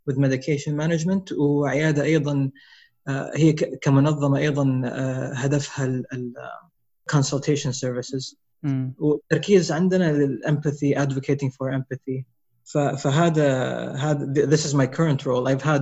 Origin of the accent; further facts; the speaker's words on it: Riyadh, Riyadh Province, Saudi Arabia; also born or lived in Bloomington, Indiana, United States; انا مولود في امريكا انولدت في امريكا في بلومنتون انديانا آه، في 79 آه نقلت على الرياض اول ما انولدت كان اول اول ما نقلت على الرياض كان عمري خمس سنين